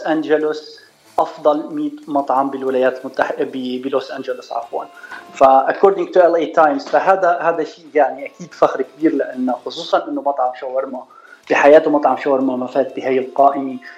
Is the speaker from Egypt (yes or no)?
no; Suwayda, As-Suwayda Governorate, Syria; moved away as an adult; also born or lived in United States; now in Los Angeles, United States; أنا من السويدة، من سوريا